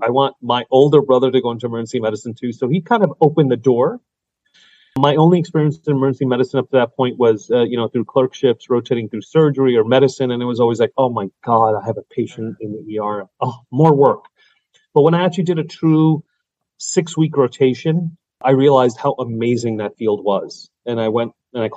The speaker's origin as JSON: {"language": "English", "town": "New York City", "region": "New York", "country": "United States", "tie": "born or raised there", "also_born_or_lived": "Long Island, New York", "said": "I grew up in Brooklyn and Queens and then Long Island for high school and, you know, middle school"}